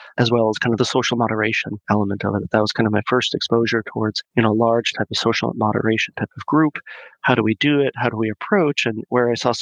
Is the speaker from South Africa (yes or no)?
no; Mexico; moved away as an adult; also born or lived in Boston; I'm born and raised in Mexico. Spent the first half of my life there all the way up to the end of high school.